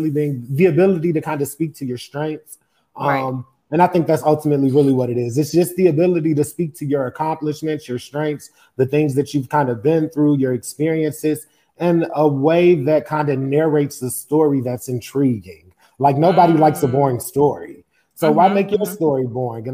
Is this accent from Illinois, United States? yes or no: yes; Chicago, Illinois, United States; I grew up in Chicago.